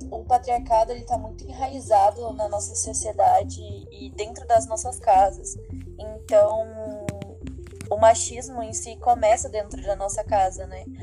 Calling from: Vargem Grande do Sul, São Paulo, Brazil; eu falo de Vargem Grande do Sul. Eu tenho 19 anos

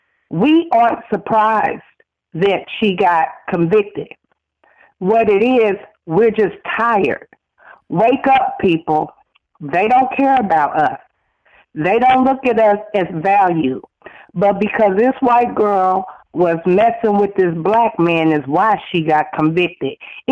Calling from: Phoenix, Arizona, United States; calling from Phoenix, Arizona

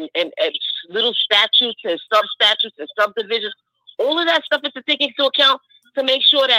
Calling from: New York City, New York, United States; calling from Brooklyn.

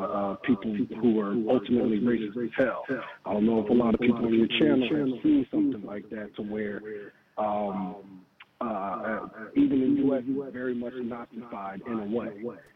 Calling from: Philadelphia, Pennsylvania, United States; from the Philly area.

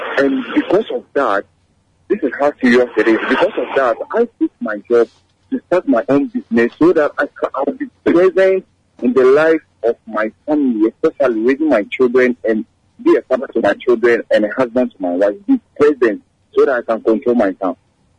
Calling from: Madina, Greater Accra, Ghana

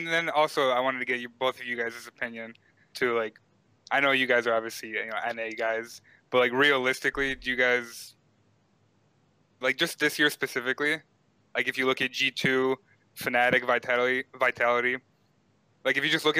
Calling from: Illinois, United States; I'm calling from Illinois.

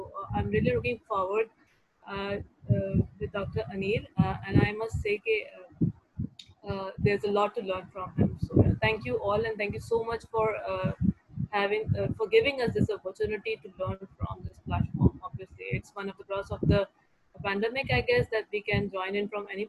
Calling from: Karachi, Sindh, Pakistan; Yeah. I'm joining in from Karachi.

